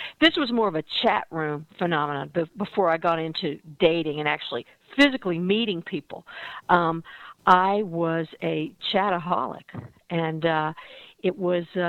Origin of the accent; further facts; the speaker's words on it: Dallas, Texas, United States; also born or lived in Fort Worth, Texas; now in San Francisco, United States; I grew up in Dallas